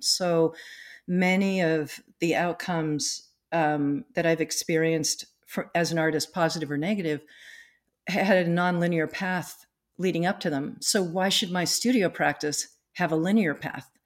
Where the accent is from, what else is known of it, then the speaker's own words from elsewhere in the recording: East Coast, United States; now in North Cascades, United States; I grew up on the East Coast, um, on, you know, the Eastern Seaboard on the Atlantic Ocean